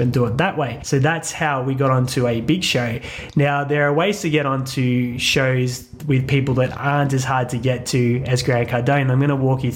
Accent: Australia; we're Australian

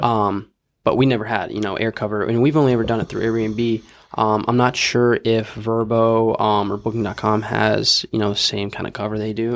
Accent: Houston, Texas, United States; I'm from Houston

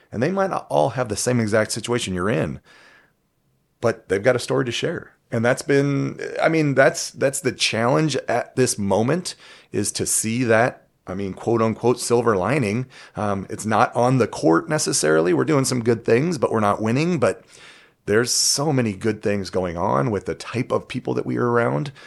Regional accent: Huntington Beach, California, United States; moved away as an adult; now in Toledo, United States; I am from California or Cali

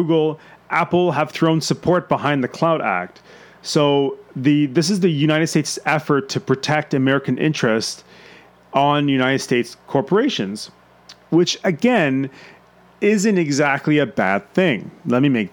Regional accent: Canada; being Canadian

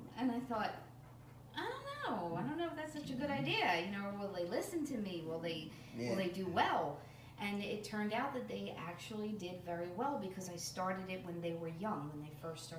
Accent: Philadelphia, Pennsylvania, United States; moved away as an adult; also born or lived in Sicklerville, New Jersey; now in New Jersey, United States; My background is I actually grew up in the city. I grew up in South Philadelphia. I moved to New Jersey when I was 18 and met my husband.

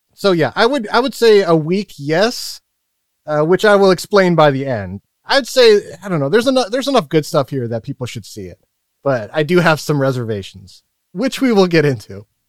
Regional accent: the Northwest, Pacific Northwest, United States; I'm from the Northwest

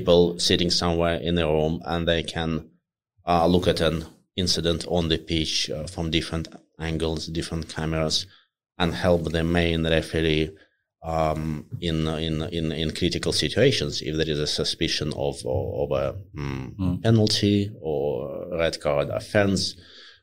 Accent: Russia; moved away; also born or lived in Moscow; I grew up in Russia, in a relatively small city, and I went to study in Moscow for my uni

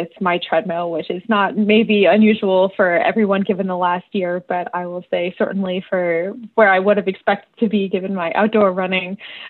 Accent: Skaneateles, New York, United States; I am from Skinny Atlas, New York, here in the beautiful upstate region of Big New York State.

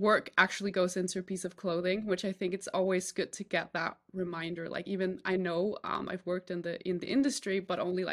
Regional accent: Denmark; I'm from Denmark

